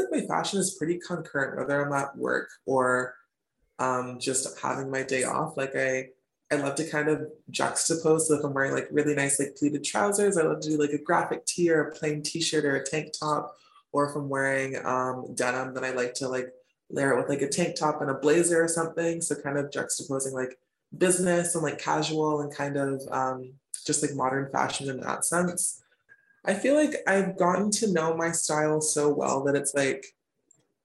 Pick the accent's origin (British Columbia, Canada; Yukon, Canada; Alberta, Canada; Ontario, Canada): British Columbia, Canada; Smithers; moved away as an adult; also born or lived in Chicago / Victoria; now in Vancouver, Canada; originally I'm from a small town in Northern BC called Smithers, which is like way, way, way up there, kind of in between Prince George and Prince Rupert